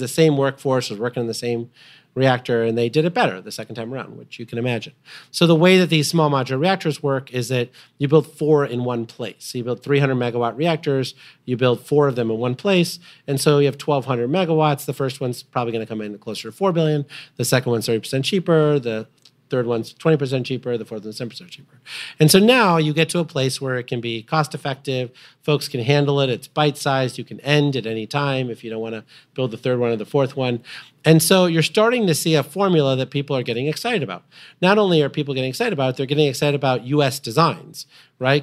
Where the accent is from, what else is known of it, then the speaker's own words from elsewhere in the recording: Illinois, United States; Byron nuclear power plant, which I grew up next to in Illinois